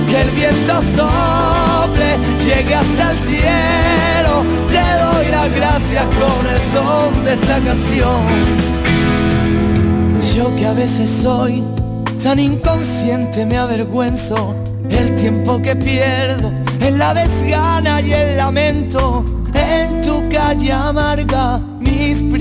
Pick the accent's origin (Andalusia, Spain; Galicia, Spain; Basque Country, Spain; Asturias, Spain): Andalusia, Spain; Málaga; Soy de Málaga.